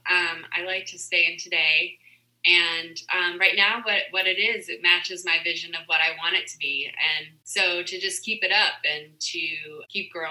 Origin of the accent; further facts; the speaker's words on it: Southern California, United States; In Southern California.